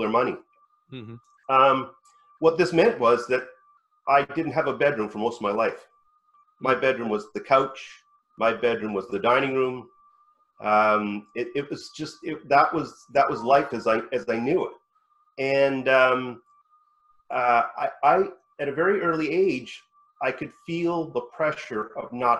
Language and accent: English; West Virginia, United States; I was born in the suburbs of West Virginia.